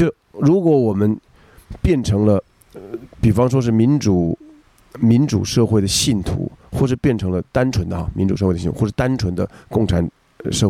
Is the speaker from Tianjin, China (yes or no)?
yes; Tianjin, China; 天津也也是有彬彬有礼的，就是我就我想就是就就恨自己嘛，身为天津人，但是嘴不够油，真的，